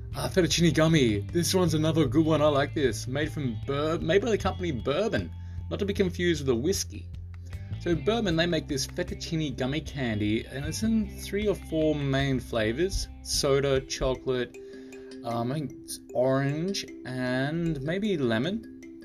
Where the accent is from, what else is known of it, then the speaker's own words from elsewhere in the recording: Australia; now in Japan; I'm from Australia